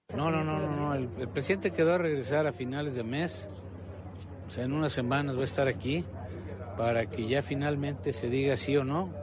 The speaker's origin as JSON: {"language": "Spanish", "country": "Mexico", "said": "lo que hoy somos los mexicanos"}